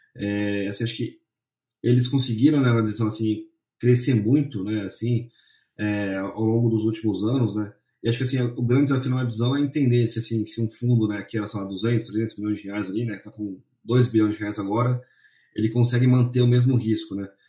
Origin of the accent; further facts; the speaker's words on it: São Paulo, Brazil; eu sou aqui de São Paulo